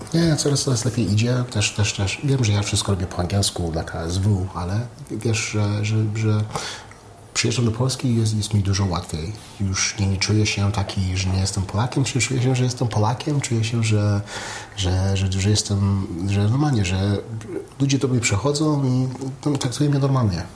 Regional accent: Canada; also born or lived in United States; now in Poland; wychowałem się w Kanadzie, w Ameryce

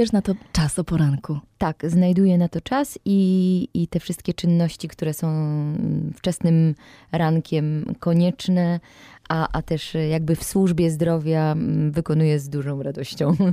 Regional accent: Mysłowice, Silesian Voivodeship, Poland; also born or lived in Katowice; urodziłam się w Katowicach, y, a rzeczywiście wychowałam się na przedmieściach Mysłowic

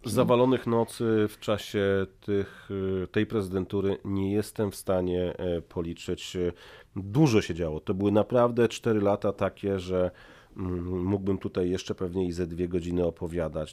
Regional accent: Poland; moved away as an adult; now in Washington, United States; a skąd ty jesteś? No i pada Polska

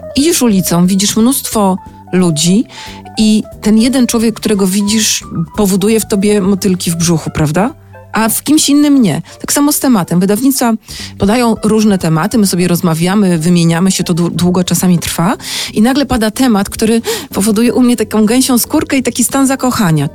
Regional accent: Sopot, Pomeranian Voivodeship, Poland; Ja jestem z Sopotu, ja mam bliżej do Sztokholmu niż do Sanoka

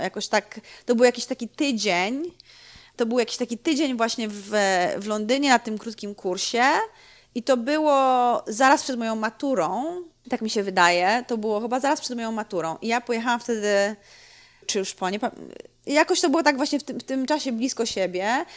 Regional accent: Gorzów Wielkopolski, Lubusz Voivodeship, Poland; moved away; also born or lived in Szczecin; przeprowadzili się, wiesz, do Gorzowa, kiedy ja się urodziłam

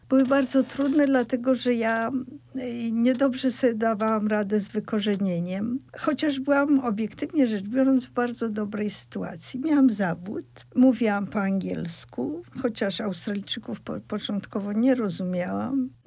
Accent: Poland; first language Polish; moved away as an adult; also born or lived in Russia; Urodziłam się w Polsce. Polska jest moim pierwszym językiem, pomimo tego, że swoje pierwsze lata spędziłam w Rosji, więc mówiłam po rosyjsku

